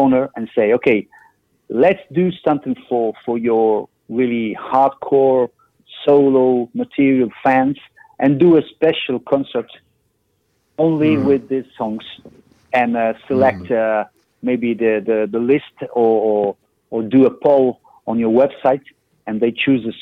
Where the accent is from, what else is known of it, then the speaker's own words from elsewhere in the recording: Milan, Lombardy, Italy; Milan, my hometown